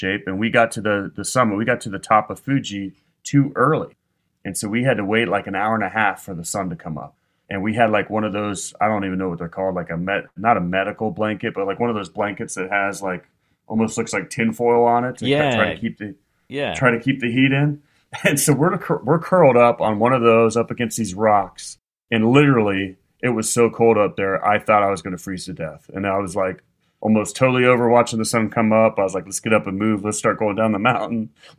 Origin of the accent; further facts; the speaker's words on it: Midwest, United States; I grew up in the Midwest, but after living in the South for so long, I've turned into the biggest wimp.